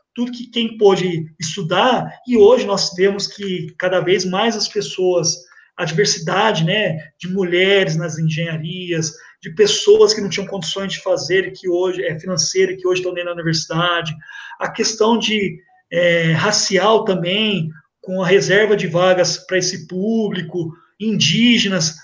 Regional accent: Ribeirão Preto, São Paulo, Brazil; moved away as an adult; also born or lived in São Carlos; eu saí de Ribeirão Preto pra morar em São Carlos

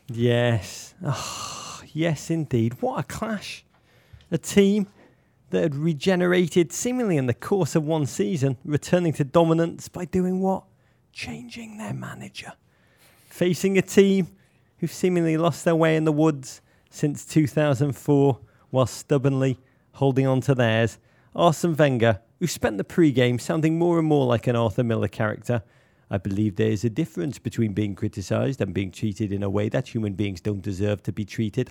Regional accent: Liverpool, North West England, United Kingdom; moved away; a boy growing up in Liverpool in the nineteen eighties

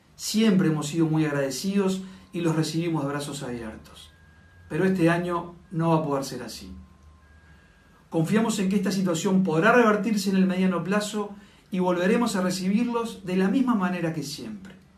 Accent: Uruguay; Como uruguayos y como anfitriones con una gran vocación de servicio

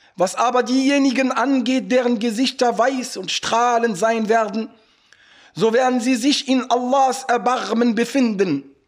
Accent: Morocco; now in Germany; bei uns in Marokko im Osten

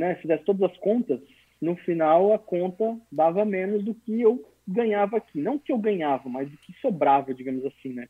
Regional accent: São Ludgero, Santa Catarina, Brazil; also born or lived in Blumenau / São Paulo; Eu sou, na verdade, natural do interior de Santa Catarina, do sul, numa cidadezinha chamada São Ludgero, de mais ou menos 10 mil habitantes. E a minha família veio para Blumenau em 1994

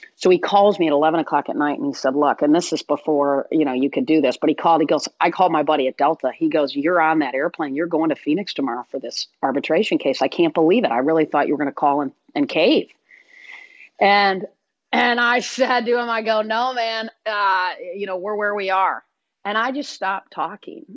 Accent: Michigan, United States; Grew up in Michigan, went to Michigan State, played tennis there.

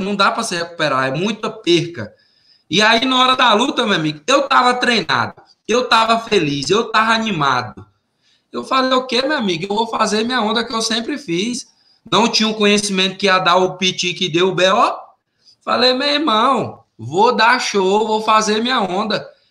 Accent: Tucumã, Pará, Brazil; moved away as an adult; also born or lived in Belém, Pará; now in Las Vegas, United States; da minha cidade, Tucumã, da minha região Laço do Pará, Redenção, Xingara, Conceição, São Félix, né, é, Orilândia, é, a minha região lá que é sul do Pará

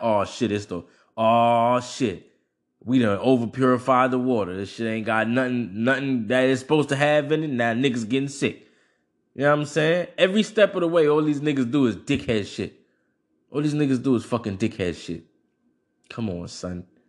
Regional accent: United States; as an American and as a person who grows up in, in, in a, in a modern state of things

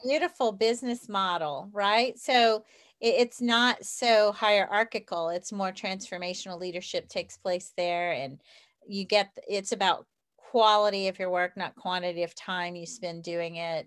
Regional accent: the South, Southern United States, United States; accent: southern; i still have my southern accent

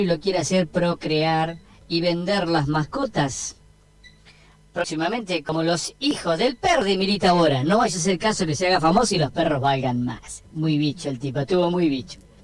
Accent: Argentina; Así somos los argentinos

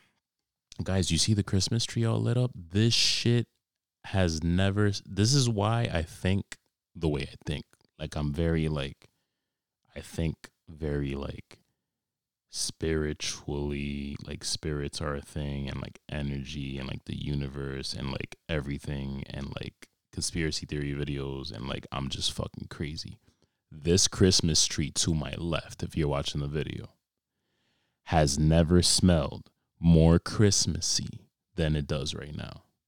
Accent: New York, United States; I was born and raised in New York

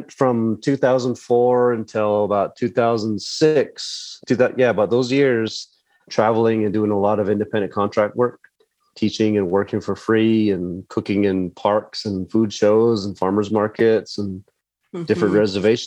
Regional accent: White Mountain Apache land, Arizona, United States; moved away; also born or lived in Window Rock, Arizona (Navajo Nation); I was born on the White Mountain Apache tribe where I'm at right now.

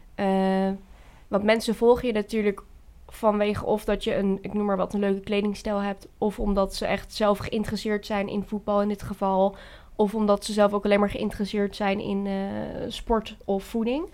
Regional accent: Veenendaal, Utrecht, Netherlands; ik ben 21 eh, jaar en ik kom uit Venendaal

